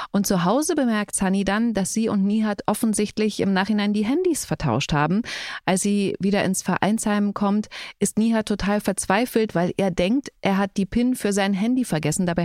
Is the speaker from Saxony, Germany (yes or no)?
yes; Saxony, Germany; born there; Aber sächsisch, also ich finde jetzt, ich komme ja tatsächlich gebürtig aus Sachsen.